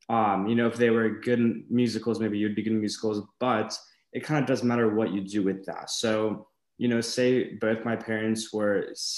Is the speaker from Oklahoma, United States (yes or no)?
no; Huntington Beach, California, United States; I was raised here in Huntington, Newport Beach.